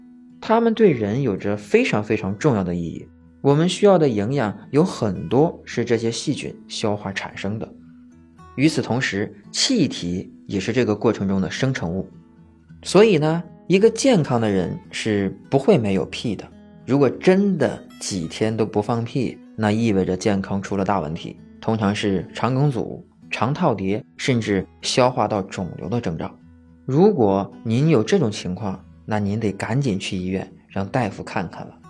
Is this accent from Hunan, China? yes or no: no; Shandong, China; 用我们山东话说，就是我想约。